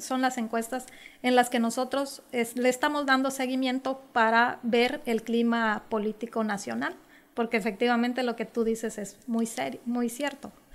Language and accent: Spanish; Mexico